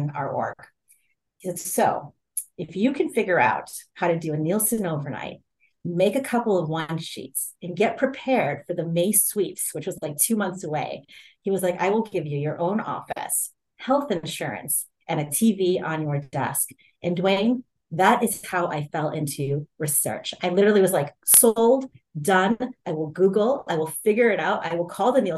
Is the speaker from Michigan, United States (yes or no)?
no; Fort Wayne, Indiana, United States; also born or lived in Ohio; I'm originally from the Midwest. I grew up in Fort Wayne, Indiana.